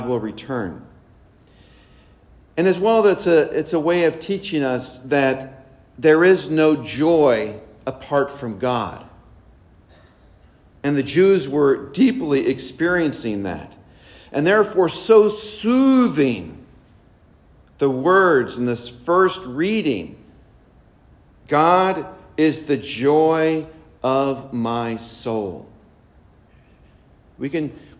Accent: Illinois, United States; moved away; also born or lived in Philadelphia; I'm from Illinois

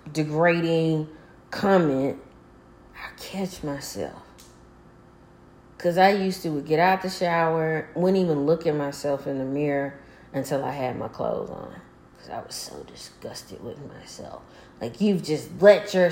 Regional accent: Arkansas, United States; I'm from Arkansas.

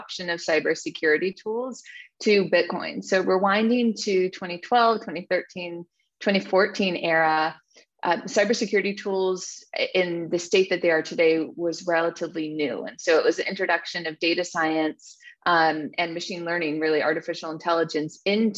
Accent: Silicon Valley, Bay Area, California, United States; I grew up in Silicon Valley

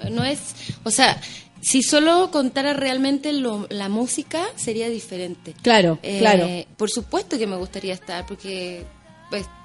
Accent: Viña del Mar, Valparaíso, Chile; Además, yo soy de Viña, nací en Viña.

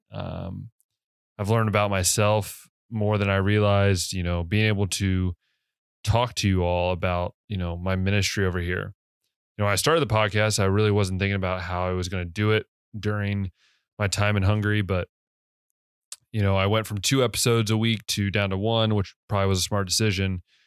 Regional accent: United States; as an American

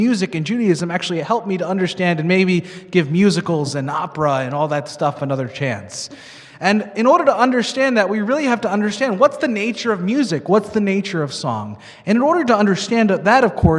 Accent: New York, United States; now in Minnesota, United States; I grew up in New York, so we would go constantly to Broadway

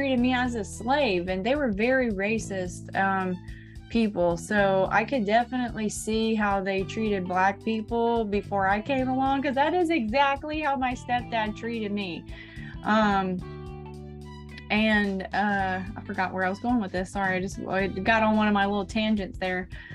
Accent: Florida, United States; Growing Up in Florida as a Millennial

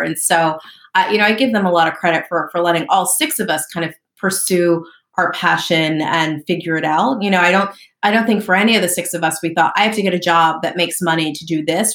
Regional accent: southern New Jersey, United States; also born or lived in Lancaster, Pennsylvania; I grew up in southern New Jersey

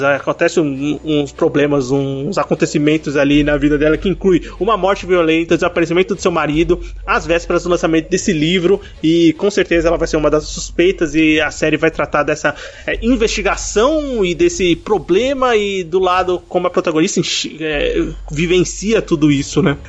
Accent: Brazil; eu sou brasileiro

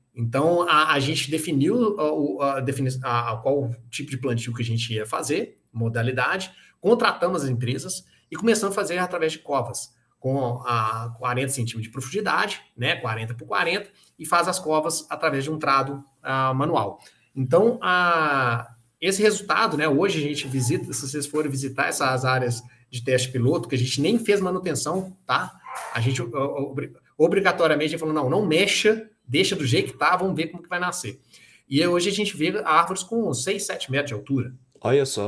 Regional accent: Mariana, Minas Gerais, Brazil; also born or lived in Manaus; Eu sou de Mariana, a família da minha, da minha mãe é de Mariana

